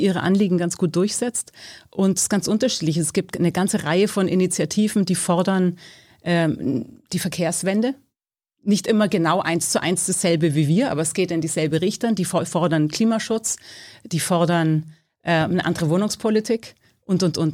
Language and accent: German; Bavaria, Germany; moved away as an adult; now in Berlin, Germany; Geboren bin ich in Bayern. Ich bin seit 30 Jahren hier